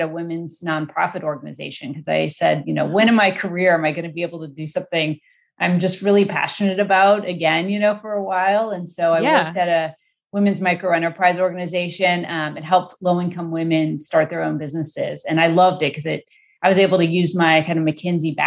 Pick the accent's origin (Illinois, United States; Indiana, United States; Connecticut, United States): Illinois, United States; Chicago; now in California, United States; I grew up in Chicago. I'm a Midwest girl.